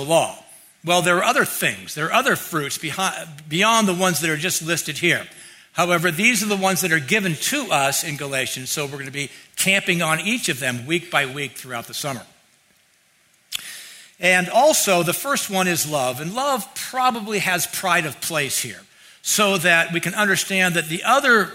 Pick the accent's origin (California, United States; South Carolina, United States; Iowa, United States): California, United States; Mountain View; growing up in Mountain View